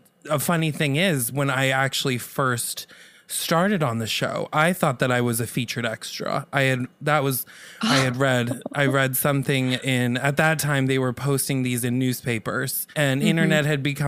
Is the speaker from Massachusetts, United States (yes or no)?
no; Los Angeles, California, United States; I'm from Los Angeles. Mm-hmm. I mean, my parents were both on sitcoms. It runs in my blood.